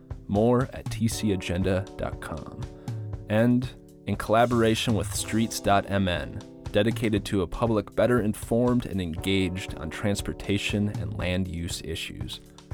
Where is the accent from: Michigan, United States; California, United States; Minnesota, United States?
Minnesota, United States; moved away as an adult; I grew up in Minnesota, then left, toured the U.S., backpacked through Europe, and sailed across the Atlantic.